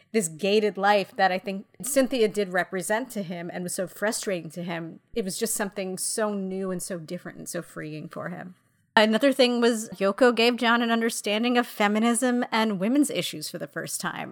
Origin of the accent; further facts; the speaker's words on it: New York City, New York, United States; as a New Yorker